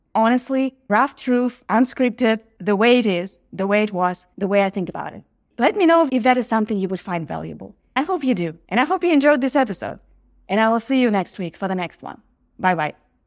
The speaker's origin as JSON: {"language": "English", "country": "Ukraine", "moved": "as an adult", "lives_now": "Los Angeles, United States", "said": "I live in Los Angeles, but we are from Ukraine"}